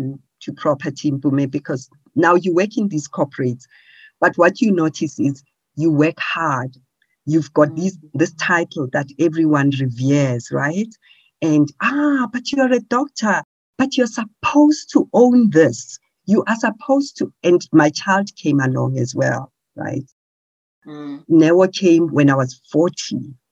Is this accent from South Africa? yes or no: yes; Pretoria, Gauteng, South Africa; So I come from Pretoria circuit.